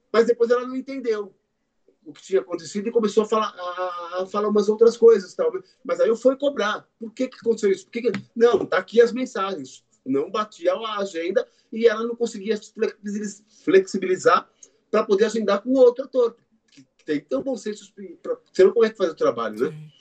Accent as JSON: {"language": "Portuguese", "country": "Brazil", "said": "Nós somos brasileiros"}